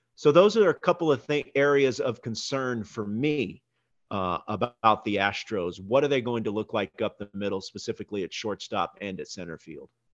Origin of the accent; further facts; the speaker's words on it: Houston, Texas, United States; I grew up in Houston.